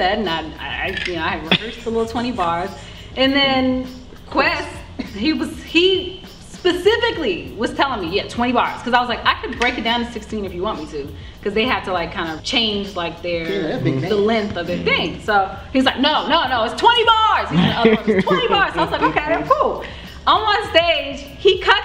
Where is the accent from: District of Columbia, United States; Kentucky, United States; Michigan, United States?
District of Columbia, United States; Washington; my experience growing up in Southeast DC